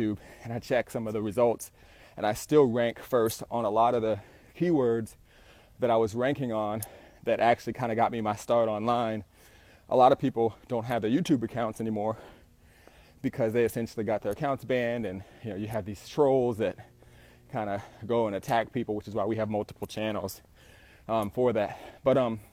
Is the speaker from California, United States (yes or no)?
yes; Southern California, United States; I'm an entrepreneur from SoCal.